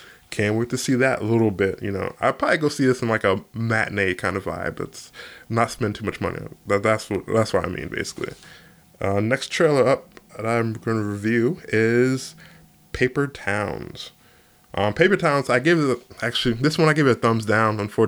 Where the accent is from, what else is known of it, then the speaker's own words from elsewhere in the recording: United States; I'm an American guy